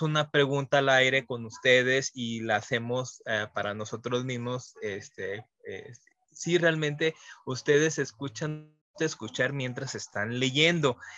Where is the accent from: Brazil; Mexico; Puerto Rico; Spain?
Mexico; parte de nuestra identidad como mexicano